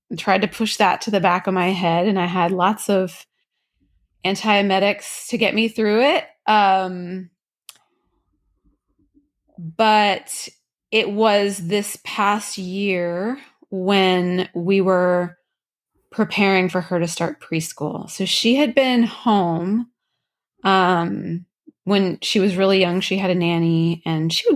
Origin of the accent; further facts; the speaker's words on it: Louisiana, United States; moved away; I'm from Louisiana originally.